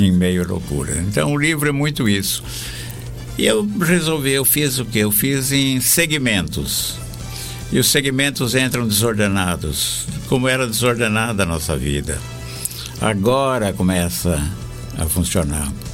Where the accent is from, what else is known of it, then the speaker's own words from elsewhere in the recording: Araraquara, São Paulo, Brazil; moved away; eu vim de Araraquara, interior de São Paulo